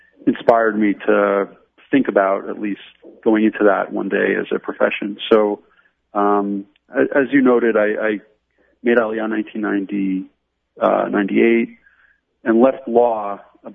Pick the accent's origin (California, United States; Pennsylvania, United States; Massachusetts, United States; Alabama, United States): Pennsylvania, United States; also born or lived in New York; now in Jerusalem, Israel; growing up in Pennsylvania